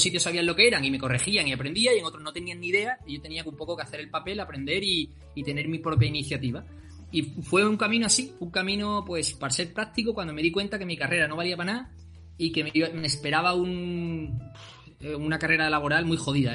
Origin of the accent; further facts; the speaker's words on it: El Puerto de Santa María, Andalusia, Spain; also born or lived in Seville; yo soy del puerto de Santa María, de Cádiz, pero yo he vivido en Sevilla, nací en Sevilla, de hecho, aunque luego me fui ya de chiquitito